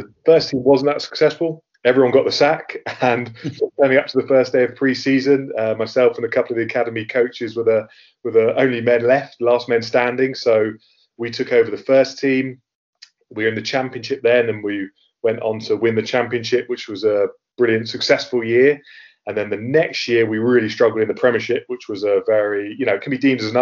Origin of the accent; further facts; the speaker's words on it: Marlow, South East England, United Kingdom; moved away as an adult; also born or lived in United States / Belgium / Portsmouth; I grew up in Buckinghamshire, a place called Marlow. Before then, I lived in America and Belgium